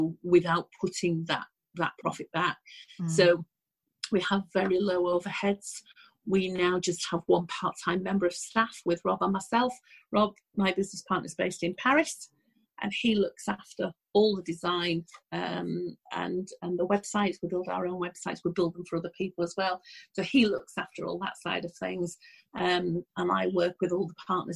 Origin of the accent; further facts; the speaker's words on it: Leeds, Yorkshire and the Humber, United Kingdom; I'm originally from Leeds, as is my business partner